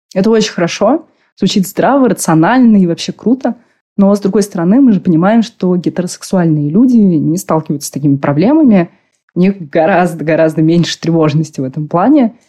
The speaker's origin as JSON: {"language": "Russian", "region": "Moscow", "country": "Russia", "tie": "born or raised there", "said": "Я родилась в Москве, у меня родители коренные москвичи."}